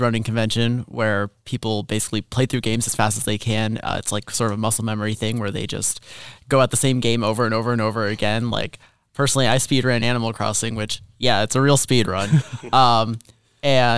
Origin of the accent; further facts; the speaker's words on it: Arvada, Colorado, United States; moved away as an adult; now in New Jersey, United States; I moved from Colorado. Okay. I was going to Pomona High School in Arvada.